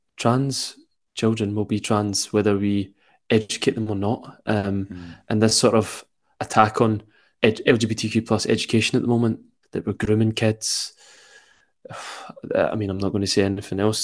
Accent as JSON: {"language": "English", "town": "Glasgow", "region": "Scotland", "country": "United Kingdom", "accent": "Glaswegian", "said": "extremely Glaswegian accent"}